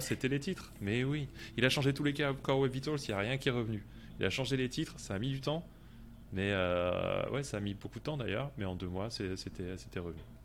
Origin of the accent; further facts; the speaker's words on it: France; je suis français et ça s'entend peut-être un peu aussi